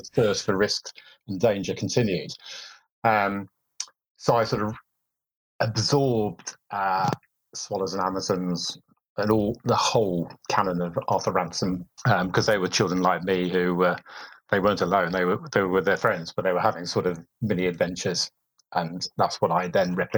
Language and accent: English; Wolverhampton, West Midlands, United Kingdom; also born or lived in Surrey; my hometown, Wolverhampton